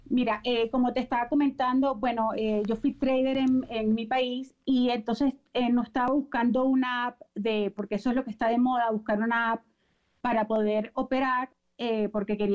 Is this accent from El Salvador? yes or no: no; Venezuela; moved away as an adult; now in Mexico; yo en mi país, allá en Venezuela, ya tengo ya casi 15 años aquí en México